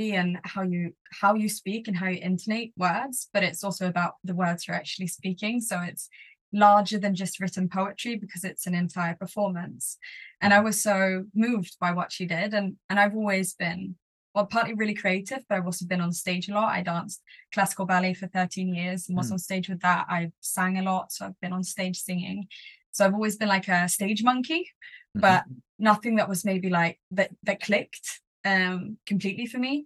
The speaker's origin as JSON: {"language": "English", "country": "Sweden", "tie": "born or raised there", "also_born_or_lived": "Stockholm, Sweden", "first_language": "English", "said": "I grew up in Sweden. I have a mum who's British and a dad who's Swedish. So I've spoken English at home my entire life. It's my first language, but I've been in Sweden my entire life"}